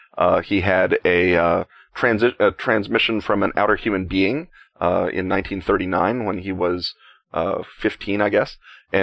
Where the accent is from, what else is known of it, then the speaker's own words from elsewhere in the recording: Chicago, Illinois, United States; But as a Chicagoan, you sort of miss that element of civic identity, I guess.